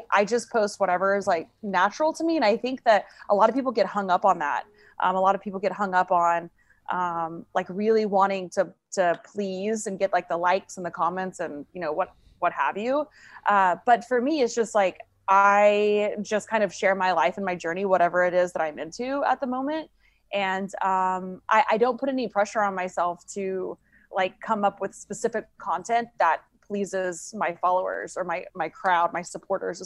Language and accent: English; Tulsa, Oklahoma, United States; now in Virginia Beach, United States; Tulsa, Oklahoma, my hometown where I was from